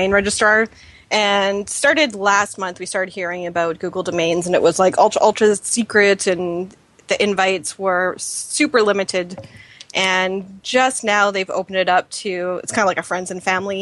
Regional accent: Canada; we're all Canadian

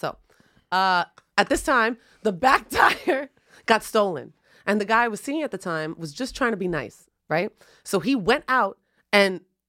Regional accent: Bronx, New York, United States; Listen, first off, I'm from the Bronx.

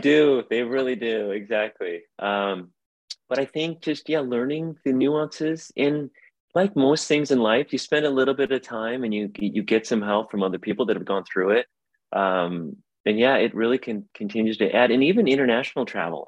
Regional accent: South Bend, Indiana, United States; moved away as an adult; now in Portland, United States; I'm from South Bend, Indiana. My wife's from Chicago. We've lived out here forever

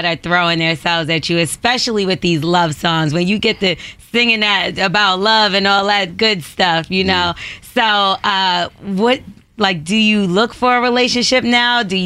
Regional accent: New Jersey, United States; also born or lived in New York; I'm from Jersey. Well, I grew up in Jersey, but I'm from New York

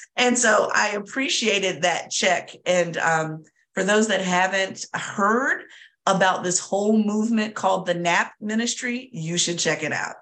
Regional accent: Southern Virginia, United States; I'm from Southern Virginia.

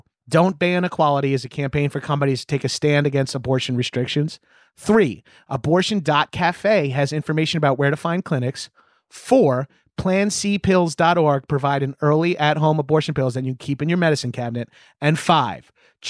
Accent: New York, United States; yeah, I'm from Long Island.

